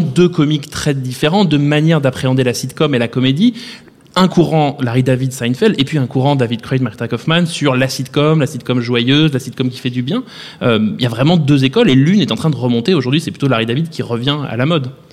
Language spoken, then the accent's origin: French; France; chez nous en France